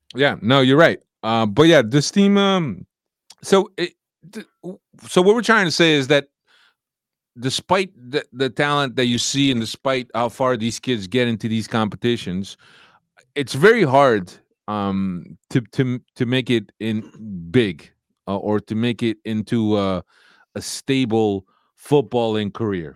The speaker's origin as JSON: {"language": "English", "town": "Kearny", "region": "New Jersey", "country": "United States", "tie": "born or raised there", "said": "I grew up in Kearney. That's where, um, I spent my, uh, my teen"}